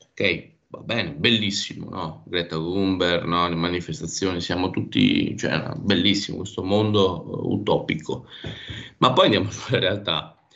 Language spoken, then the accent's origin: Italian; Abruzzo, Italy; Io vengo dall'Abruzzo, eh, quindi anche noi sulla costa c'è un grosso dibattito sull'estrazione del gas